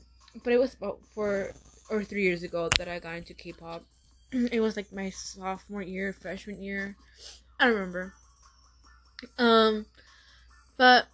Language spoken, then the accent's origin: English; Tucson, Arizona, United States; I am from Tucson, Arizona